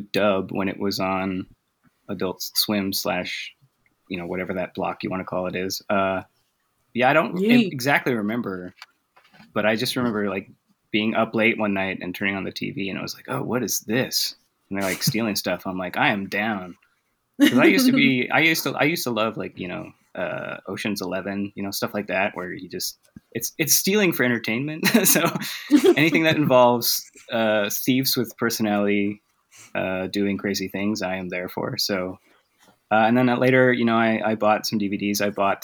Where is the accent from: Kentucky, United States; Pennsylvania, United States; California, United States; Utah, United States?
Utah, United States; moved away as an adult; also born or lived in Japan; now in Texas, United States; I'm originally from Utah, so mostly only English there